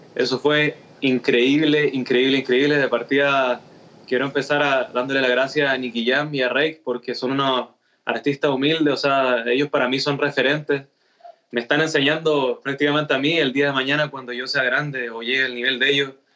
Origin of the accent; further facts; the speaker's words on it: Chile; soy chileno